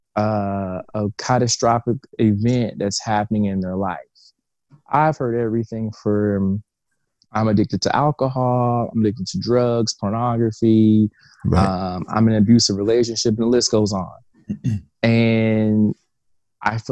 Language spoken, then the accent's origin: English; Evansville, Indiana, United States; I'm an entrepreneur from Evansville, Indiana